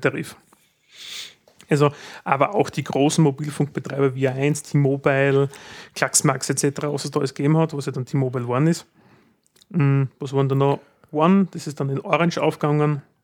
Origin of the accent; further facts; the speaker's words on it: Graz, Styria, Austria; wenn man als Grazer nach Wien will